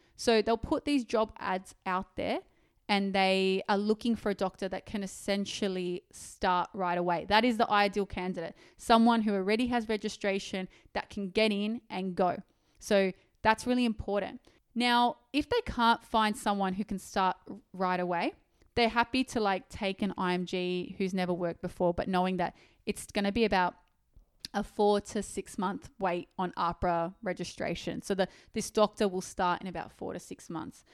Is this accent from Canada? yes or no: no; Sydney, New South Wales, Australia; I actually was born and raised in Sydney, and I hate living in Sydney.